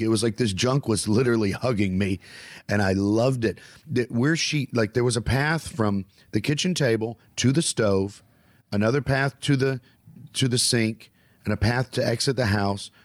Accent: the American South, United States; I'm a Southerner

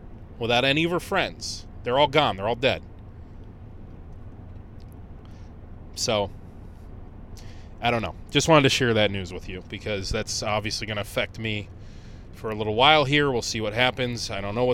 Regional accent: Conneaut, Ohio, United States; in Conneaut, Ohio, in my hometown

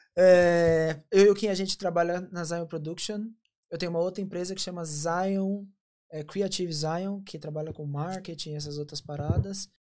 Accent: São Paulo, Brazil; moved away as an adult; now in London, United Kingdom; Eu sou de São Paulo. Faz quatro anos que eu tô em Londres

